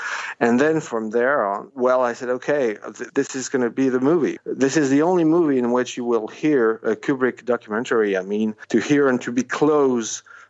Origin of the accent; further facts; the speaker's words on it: Paris, Île-de-France, France; I'm French. I was born in Paris.